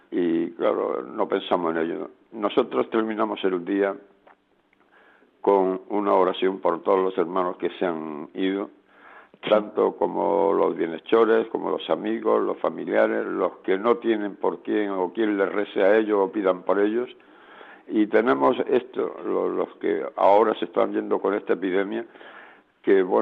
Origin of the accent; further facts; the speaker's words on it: Spain; ahora mismo somos una comunidad de nueve y cinco somos españoles y cuatro son colombianos.